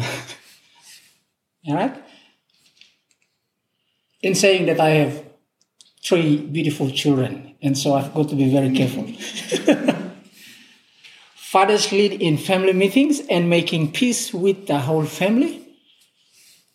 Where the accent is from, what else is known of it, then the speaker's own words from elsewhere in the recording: Papua New Guinea; we are from Papua New Guinea